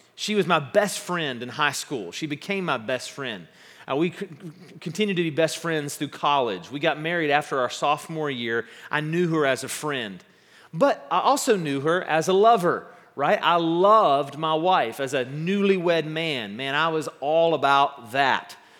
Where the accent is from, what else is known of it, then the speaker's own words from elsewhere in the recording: West Virginia, United States; I'm from West Virginia and a former uh, Boy Scout